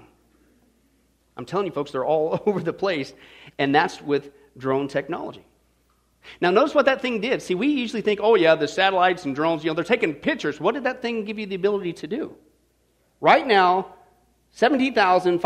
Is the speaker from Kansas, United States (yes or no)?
yes; Kansas, United States; I grew up in Kansas